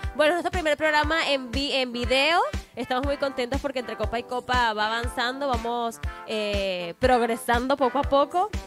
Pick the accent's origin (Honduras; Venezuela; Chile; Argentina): Venezuela; now in Mexico; en mi país, pues es música llanera o gaita, que es en Maracaibo